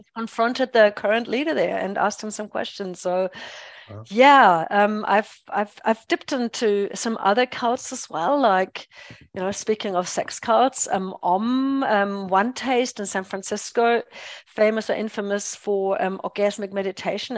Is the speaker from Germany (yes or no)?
yes; Germany; English is a second language; moved away as an adult; also born or lived in England / United States; now in New Zealand; I'm a born and bred German